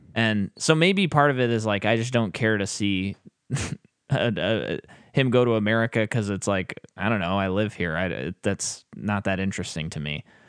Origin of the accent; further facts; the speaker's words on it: United States; as an American